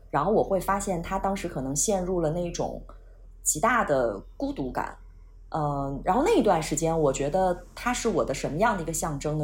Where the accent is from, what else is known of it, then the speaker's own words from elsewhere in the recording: Xinjiang, China; also born or lived in Nanjing / Beijing / Shanghai / Guangzhou; now in Xiamen, China; 我是一个四十岁的中年少女，嗯，我是出生在新疆，啊，然后呢在南京生活了十年，北京、上海、广州加起来生活了十年